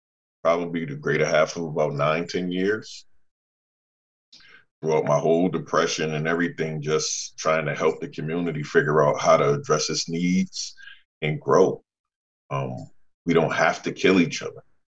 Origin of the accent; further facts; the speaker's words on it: New Haven, Connecticut, United States; born and raised in New Haven.